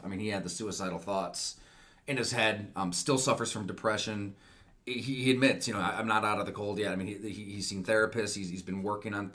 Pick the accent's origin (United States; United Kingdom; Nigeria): United States; Salamanca, New York; I grew up in Salamaca, Great Valley, kind of up in the woods in between